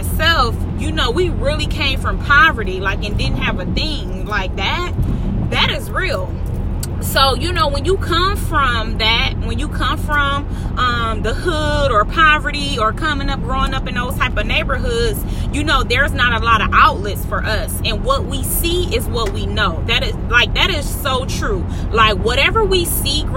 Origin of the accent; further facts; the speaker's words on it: Milwaukee, Wisconsin, United States; Center Street, that's where I'm from, 24th and Center, till